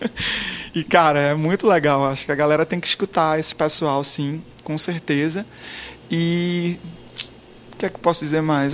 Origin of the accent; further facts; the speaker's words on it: Garanhuns, Pernambuco, Brazil; sou de Pernambuco, do interior de Pernambuco, de Garanhuns